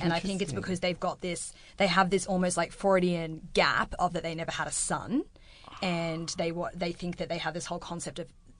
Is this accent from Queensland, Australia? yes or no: yes; Brisbane, Queensland, Australia; moved away; I think I'm from Brisbane originally, so it would be actually really difficult for someone to meet my parents, and that would involve actually going, you know, interstate together.